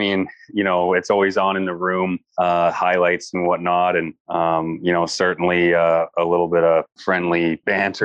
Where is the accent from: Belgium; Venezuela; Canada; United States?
Canada; For me as a Canadian, memories of, watching, the tournament with my grandparents, my parents, my dad, on Boxing Day